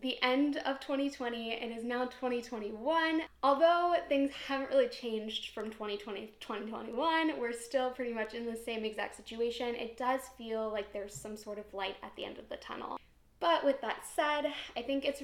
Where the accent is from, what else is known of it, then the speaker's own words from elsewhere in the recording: Ohio, United States; I'm from Ohio.